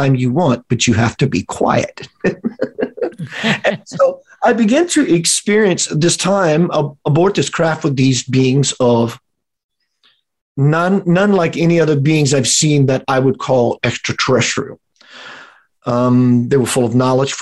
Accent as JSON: {"language": "English", "region": "South Louisiana", "country": "United States", "tie": "born or raised there", "said": "We're in South Louisiana, my hometown kind of setting"}